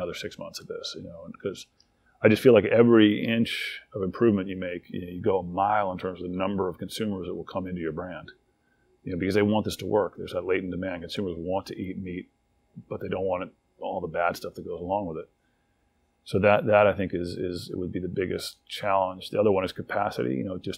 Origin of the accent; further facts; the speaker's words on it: Washington, District of Columbia, United States; also born or lived in College Park, Maryland; I grew up in Washington, D.C., and in College Park, Maryland.